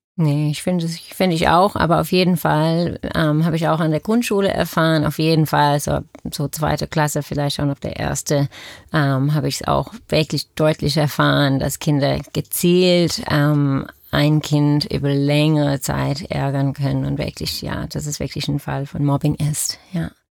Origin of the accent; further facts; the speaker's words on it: Australia; German is a second language; now in Germany; ich komme aus Australien, deswegen auch mein Akzent